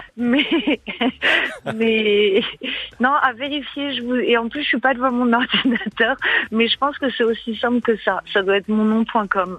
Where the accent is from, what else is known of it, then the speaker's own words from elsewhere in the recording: Paris, Île-de-France, France; je suis complètement parisienne, alors euh, à mon grand regret, j'ai vraiment jamais quitté cette ville